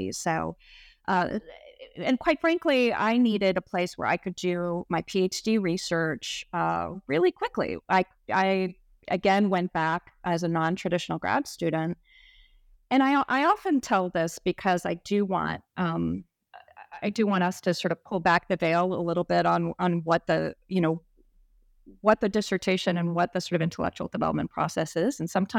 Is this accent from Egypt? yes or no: yes; Egypt; also born or lived in United States; I'm Egyptian American, and I went to high school in Egypt. And I initially just assumed that my affiliations would be with Cairo and with Egypt moving forward.